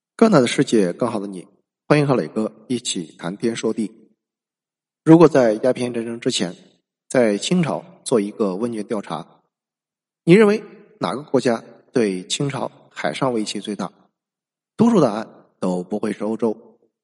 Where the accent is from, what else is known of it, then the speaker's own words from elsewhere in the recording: China; 我们中国人